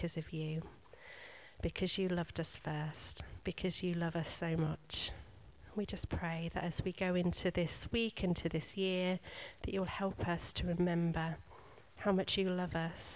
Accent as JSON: {"language": "English", "country": "United Kingdom", "said": "we are British."}